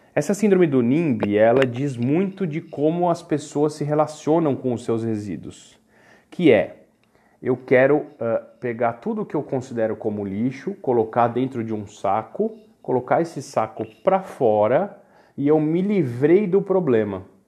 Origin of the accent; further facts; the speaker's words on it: Brazil; nós brasileiros